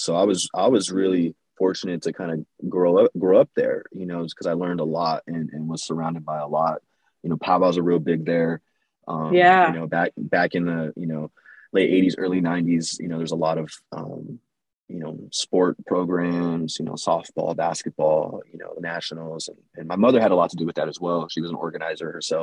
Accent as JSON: {"language": "English", "town": "Los Angeles", "region": "California", "country": "United States", "tie": "born or raised there", "also_born_or_lived": "New York City", "moved": "as an adult", "said": "I grew up in East LA, and then we slowly started making our way east, more east in the valley, and then kind of grew up in the San Gabriel Valley as well."}